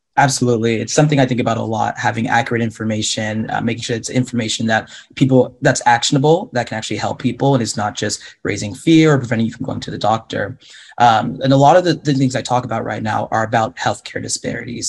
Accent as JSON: {"language": "English", "town": "Mukilteo", "region": "Washington", "country": "United States", "tie": "born or raised there", "moved": "as an adult", "lives_now": "Portland, United States", "said": "I grew up in a little bit north of Seattle, Washington, in a town called Mukilteo"}